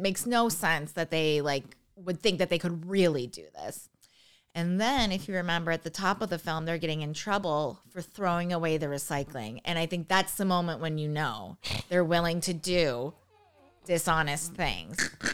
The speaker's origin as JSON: {"language": "English", "area": "outside of Buffalo", "region": "New York", "country": "United States", "said": "I'm from outside of Buffalo, New York"}